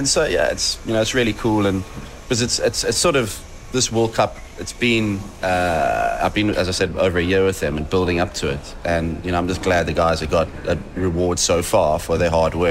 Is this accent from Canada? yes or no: no; South Africa; obviously growing up in South Africa and then applying my trade and playing for England